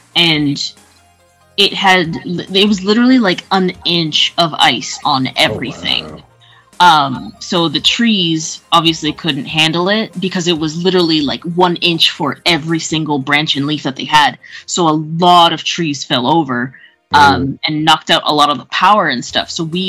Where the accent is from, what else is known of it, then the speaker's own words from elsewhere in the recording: Toronto, Ontario, Canada; now in Vancouver, Canada; I am in Vancouver, Canada, but I'm originally from Toronto.